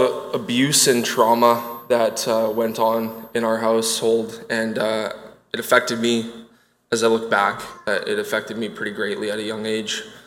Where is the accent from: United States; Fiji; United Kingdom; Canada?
Canada; Winnipeg, Manitoba; I grew up in Winnipeg, Manitoba